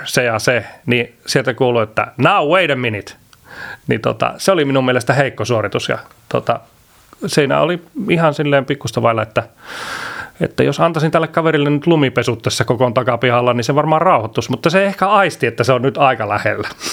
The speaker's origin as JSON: {"language": "Finnish", "town": "Iisalmi", "region": "North Savo", "country": "Finland", "tie": "born or raised there", "said": "meillä on Iisalmessa semmoinen, mistä mä oon kotoisin"}